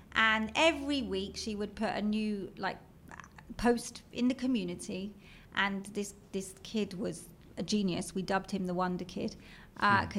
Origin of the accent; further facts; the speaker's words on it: London, United Kingdom; accent: British; moved away as an adult; now in Israel; as you can tell from my British accent. I'm from London